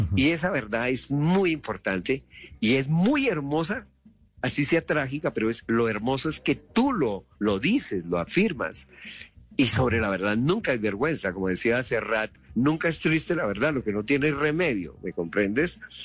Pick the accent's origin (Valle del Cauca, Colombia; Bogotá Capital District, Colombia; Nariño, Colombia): Bogotá Capital District, Colombia; Bogotá; yo nací en Kennedy, yo nací en Kennedy, tú sabes que caen es un barrio popular